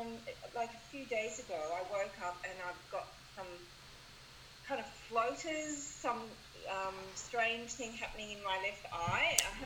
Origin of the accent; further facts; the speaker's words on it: Melbourne, Victoria, Australia